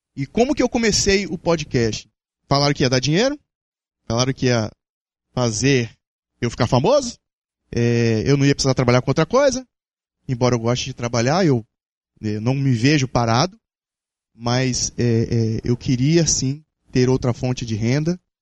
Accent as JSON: {"language": "Portuguese", "area": "Capixaba", "region": "Espírito Santo", "country": "Brazil", "said": "enquanto capixaba"}